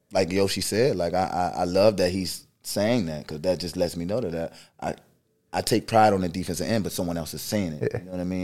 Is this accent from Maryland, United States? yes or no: yes; Maryland, United States; also born or lived in Washington, D.C.; Yeah, a little bit about myself. Um, from Maryland.